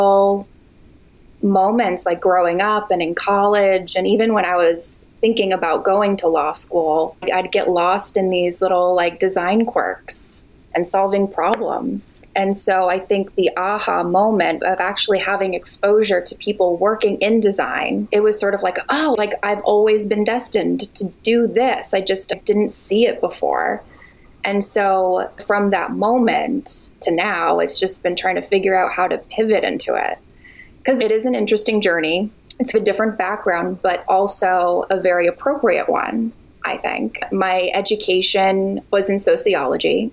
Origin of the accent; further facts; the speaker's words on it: New England, United States; also born or lived in New York City; now in San Francisco, United States; I live in San Francisco currently by way of New York City, and I grew up in New England